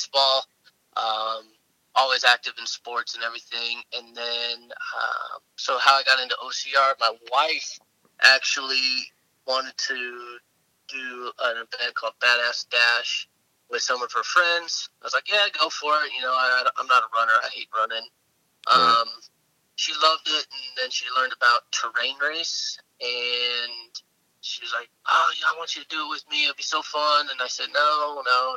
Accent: Las Vegas, Nevada, United States; I was born and raised in Las Vegas, Nevada.

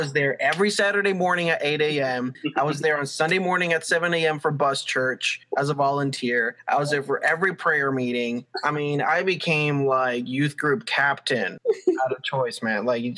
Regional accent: Dominican Republic; born there; Well, Alex, I was born in the Dominican Republic under a palm tree. I was the second coconut. And I'm a twin.

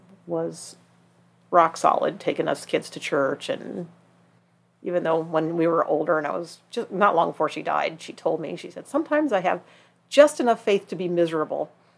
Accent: Idaho Falls, Idaho, United States; born there; also born or lived in Bremerton, Washington / New Jersey / Rhode Island; I am actually from everywhere. I'm a Navy brat.

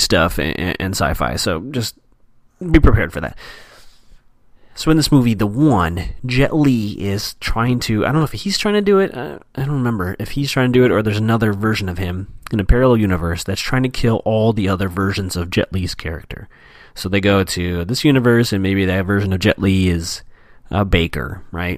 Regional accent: Chicago, Illinois, United States; moved away as an adult; now in Los Angeles, United States; I'm originally from Chicago

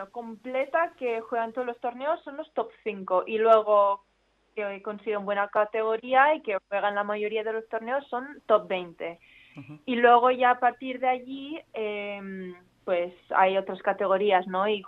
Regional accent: Jávea, Valencian Community, Spain; yo vivo, nací en Javea, vivo aquí, sigo viviendo aquí

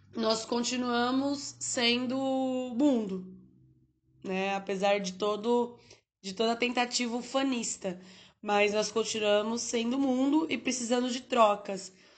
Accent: Brazil; somos brasileiros

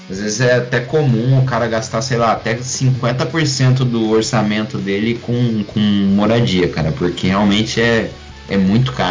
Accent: Brazil; now in Europe; E o problema é que a gente, como brasileiro, que tá acostumado com, as pessoas tentando passar o pé em você, a gente é um pouco, um pouco escaldado nisso.

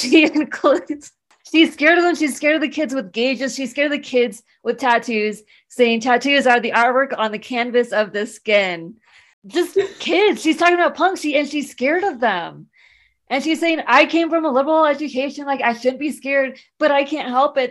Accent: San Diego, California, United States; I grew up in San Diego.

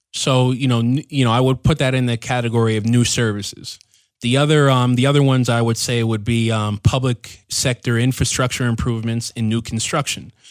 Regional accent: Waltham, Massachusetts, United States; moved away as an adult; now in Loja, Ecuador; my hometown back in, in Massachusetts, Waltham.

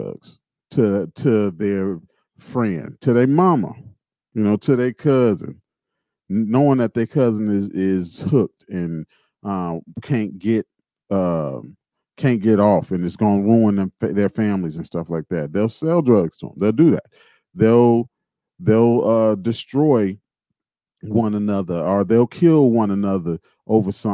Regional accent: Gary, Indiana, United States; I grew up in Gary, Indiana.

